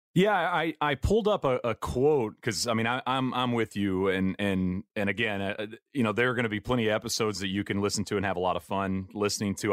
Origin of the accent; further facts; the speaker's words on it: East Texas, United States; I grew up in East Texas